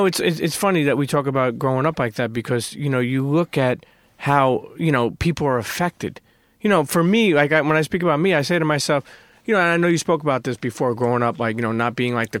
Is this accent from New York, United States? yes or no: yes; New York City, New York, United States; I grew up in Brooklyn. I grew up in Coney Island, so I grew up and I had a melting pot. But then I moved over to Bensonhurst